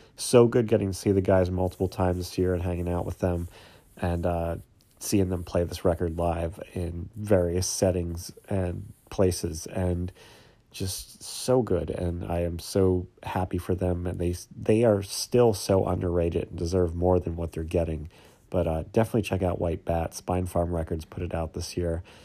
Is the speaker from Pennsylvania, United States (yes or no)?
yes; Pennsylvania, United States; I'm from Pennsylvania